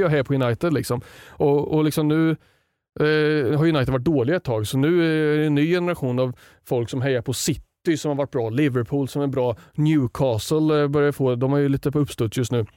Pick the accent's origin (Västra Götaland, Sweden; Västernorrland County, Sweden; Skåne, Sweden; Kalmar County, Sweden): Västernorrland County, Sweden; Sundsvall; Jag växte upp i Sundsvall